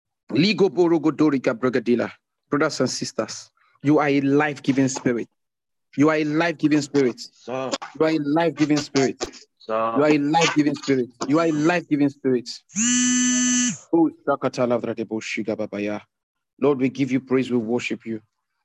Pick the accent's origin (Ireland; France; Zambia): Zambia; from Zambia. It's my first time joining this meeting and I'm grateful.